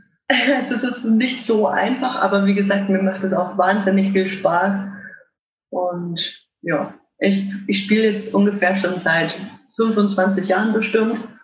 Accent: Würzburg, Bavaria, Germany; ich komme aus Würzburg, bin 32 Jahre alt

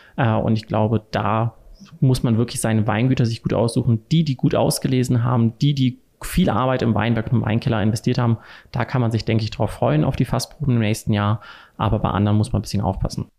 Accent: Cologne, North Rhine-Westphalia, Germany; moved away; also born or lived in Wiesbaden; Ich komme ursprünglich aus Köln, also eher eine Bierstadt

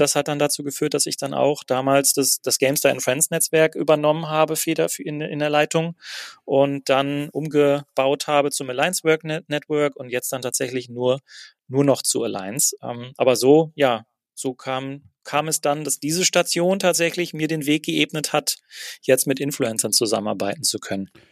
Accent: Herne, North Rhine-Westphalia, Germany; moved away as an adult; also born or lived in Berlin; ich habe zwar in Köln gearbeitet, zwei Jahre lang, aber bin jeden Tag von Wanne Eickel nach Köln getigert

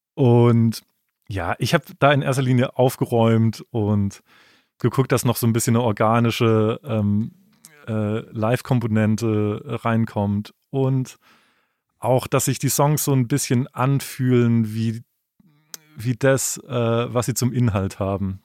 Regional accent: Freiburg, Baden-Württemberg, Germany; in Freiburg, wo ich herkomme

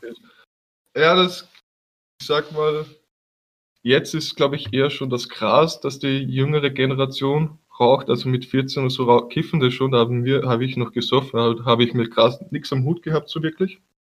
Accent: Haag, Austria; als Österreicher

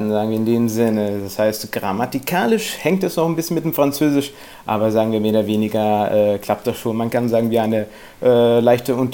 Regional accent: Baden-Württemberg, Germany; first language Italian; als ich vier Jahre alt war, mehr oder weniger nach Deutschland umgezogen wegen der Arbeit meines Vaters, wo ich dann praktisch meinen Kindergarten und Grundschule in Deutschland äh, in der Nähe in Mannheim

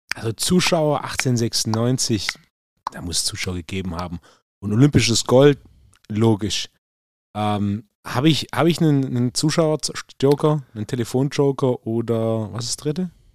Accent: Swabia, Germany; als richtiger Schwabe

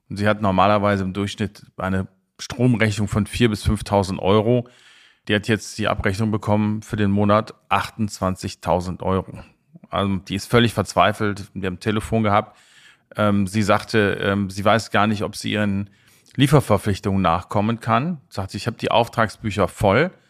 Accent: Rhineland, Germany; ich bin Rheinländer

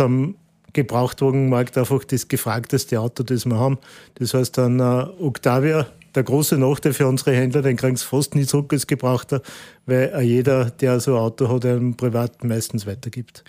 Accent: Austria; als Österreicher

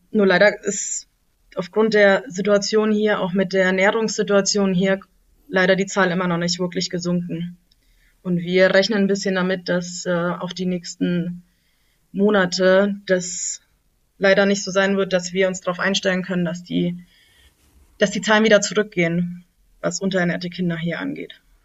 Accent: Germany; moved away as an adult; now in Lashkar Gah, Afghanistan; bei uns in Deutschland

